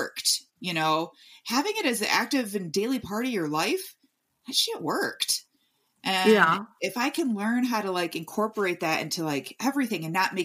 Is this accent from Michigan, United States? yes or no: yes; Michigan, United States; I'm from Michigan, so we had basements there